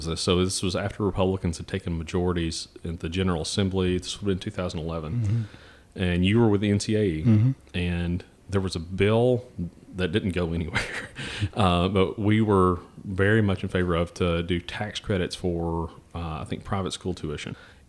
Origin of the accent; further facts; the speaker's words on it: Tennessee, United States; also born or lived in Texas; My father joined the Army when I was four. And so we moved from Lexington, Tennessee down to Fort Hood in Texas and stayed there for a couple of years. And then we moved back to Knoxville, Tennessee.